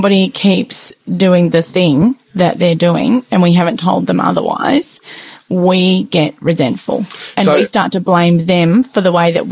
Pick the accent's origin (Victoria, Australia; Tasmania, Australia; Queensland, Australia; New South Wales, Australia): Tasmania, Australia; I grew up in Tasmania